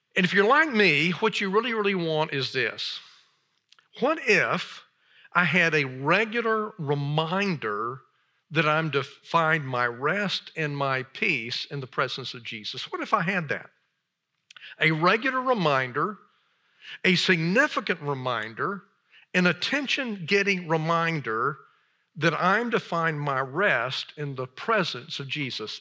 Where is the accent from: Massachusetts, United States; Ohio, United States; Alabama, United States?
Alabama, United States; moved away as an adult; also born or lived in Chicago area / Oxford, Mississippi; I grew up in Alabama